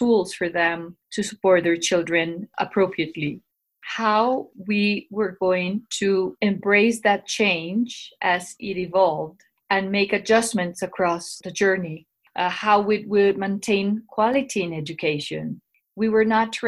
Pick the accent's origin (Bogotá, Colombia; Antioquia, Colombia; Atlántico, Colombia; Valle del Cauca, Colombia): Bogotá, Colombia; I'm from Bogota, Colombia. I work in Colegio Anglo Colombiano, which is a bilingual international school in Bogota. I'm originally from Colombia and I have lived here all my life